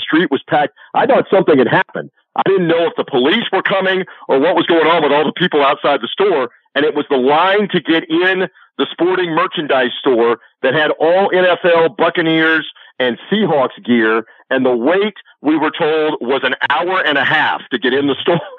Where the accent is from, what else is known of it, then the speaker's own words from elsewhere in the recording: Florida, United States; I'm from Florida.